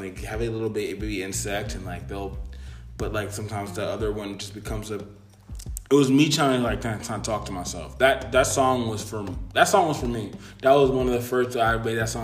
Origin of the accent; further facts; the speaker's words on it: United States; I'm the first generation born in America.